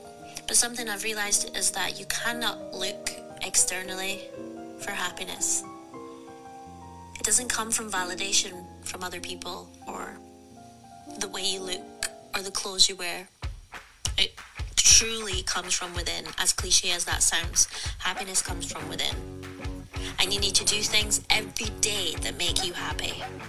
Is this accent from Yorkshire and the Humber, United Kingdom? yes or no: no; Scotland, United Kingdom; I'm 32 and I'm from Scotland.